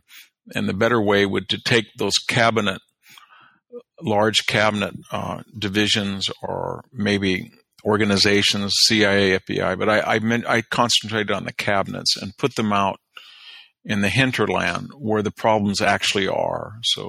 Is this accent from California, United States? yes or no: yes; Fresno, California, United States; also born or lived in Stanford, California; I'm speaking you today from the Stanford campus in an apartment, I try to live where I was born in Fresno, outside of Fresno.